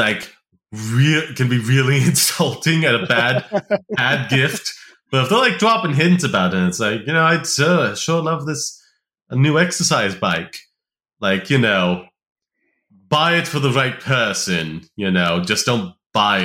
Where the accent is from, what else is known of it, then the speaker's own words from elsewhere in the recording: United States; I'm American